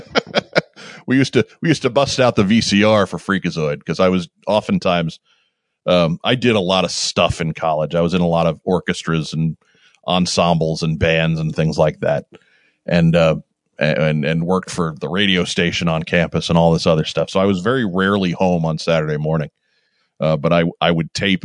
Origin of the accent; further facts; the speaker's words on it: Long Island, New York, United States; we grew up on Long Island. We're from New York